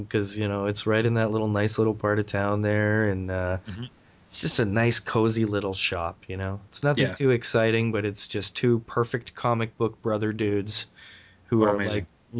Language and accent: English; St. Catharines, Ontario, Canada; also born or lived in Clarkson, Mississauga; now in Mississauga, Canada; I grew up in St. Catharines. So I moved to Clarkson when I was like 9 or 10.